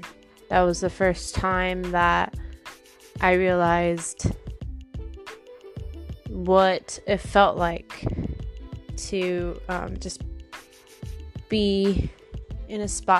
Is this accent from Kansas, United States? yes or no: no; Long Beach, California, United States; also born or lived in Lakewood, California; I was born in Long Beach Memorial. I grew up in North Long Beach. I was in the Paramount Unified School District from kindergarten to eighth grade.